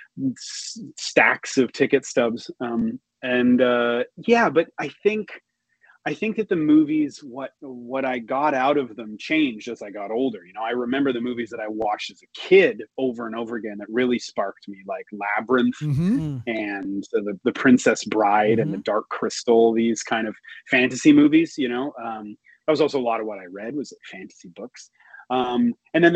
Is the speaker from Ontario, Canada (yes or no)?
no; Montreal, Quebec, Canada; also born or lived in Toronto; I was born and raised in Montreal